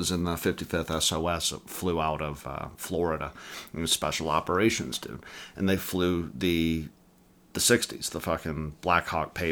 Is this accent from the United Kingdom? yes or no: yes; England, United Kingdom; born there; I was born in England.